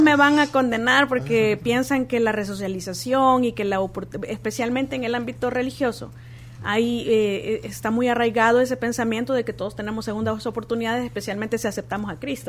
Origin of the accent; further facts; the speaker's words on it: El Salvador; nosotros como salvadoreños